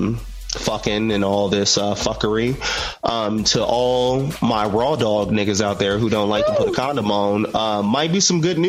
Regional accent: United States; as an American

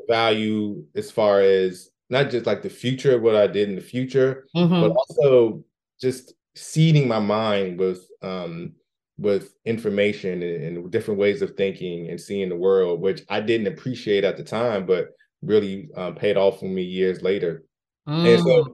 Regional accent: the Washington, D.C. area, Maryland, United States; I'm from Maryland, the Washington, D.C. area. Lived there my entire life

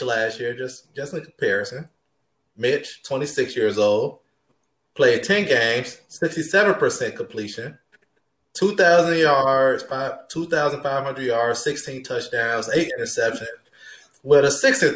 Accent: Chicago, Illinois, United States; we're all from Chicago.

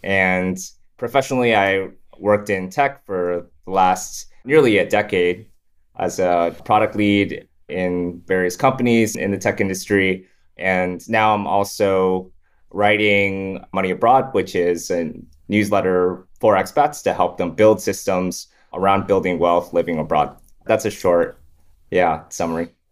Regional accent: Farmington, Michigan, United States; moved away as an adult; also born or lived in Toronto, Canada / Shanghai, China / Hamilton, Canada / Windsor, Canada; now in Singapore; When I was five, we moved from Windsor, Canada to Michigan

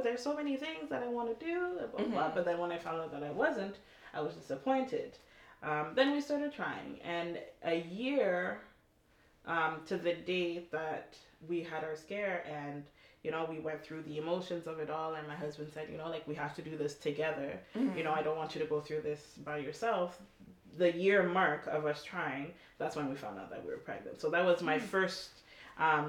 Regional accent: Toronto, Ontario, Canada; also born or lived in Montreal; moved to Toronto when I was about 12

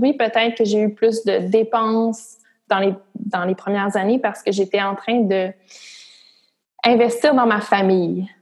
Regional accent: Gatineau, Quebec, Canada; je viens de Gatineau, puis dans la région de d'Outaouais, tout le monde travaille au gouvernement

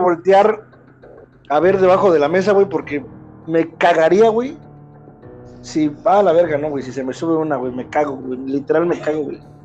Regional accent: Candelaria, Mexico; somos de Candelaria

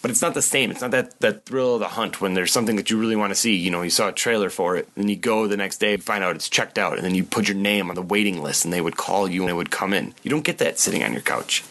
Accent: Oshkosh, Wisconsin, United States; I grew up in Oshkosh, Wisconsin in the mid to late 80s.

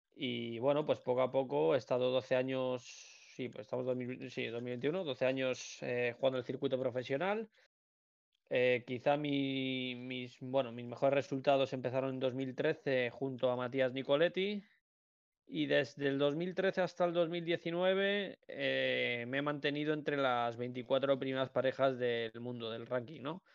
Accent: Alcobendas, Community of Madrid, Spain; yo es que soy de Alcobendas, además. Entonces, yo he estado en varios colegios, tengo muchísimos amigos por la zona

